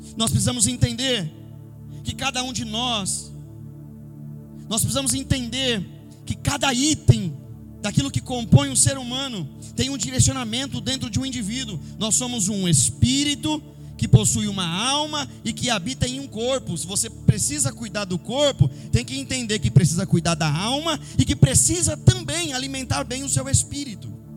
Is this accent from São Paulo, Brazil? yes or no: yes; São Paulo, Brazil; eu como paulista que sou